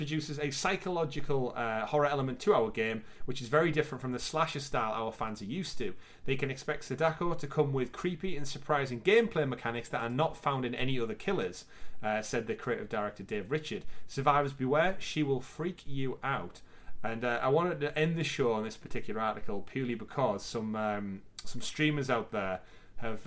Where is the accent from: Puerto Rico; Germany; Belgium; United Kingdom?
United Kingdom; we're both British